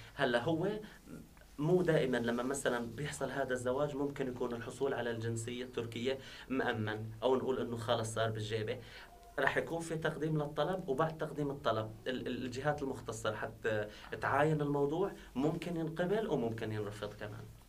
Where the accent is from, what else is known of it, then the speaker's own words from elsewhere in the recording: Syria; now in Turkey; نحن وضعنا كسوريين نحن هون